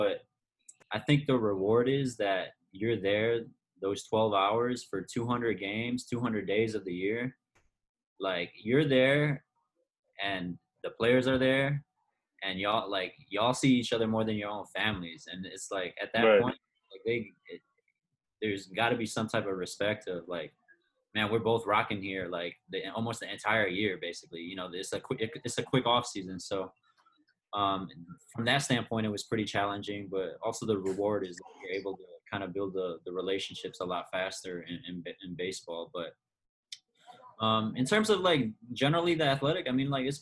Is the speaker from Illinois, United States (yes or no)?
yes; Chicago, Illinois, United States; moved away; I'm from the Chicago area.